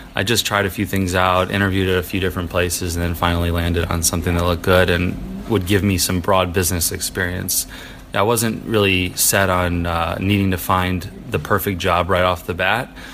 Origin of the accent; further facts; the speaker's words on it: Milwaukee, Wisconsin, United States; I grew up in Milwaukee, Wisconsin, training out of there